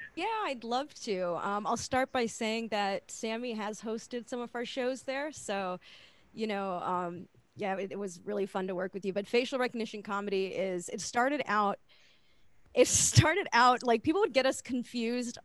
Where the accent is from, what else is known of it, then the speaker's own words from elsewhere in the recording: Lee County, Florida, United States; moved away; I grew up in like Lee County